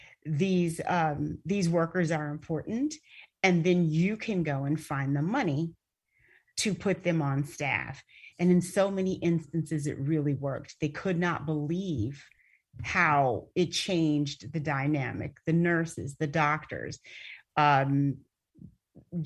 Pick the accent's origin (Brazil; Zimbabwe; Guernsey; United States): United States; Flint, Michigan; moved away; I'm from Flint, Michigan, and Flint, Michigan was designated as a food desert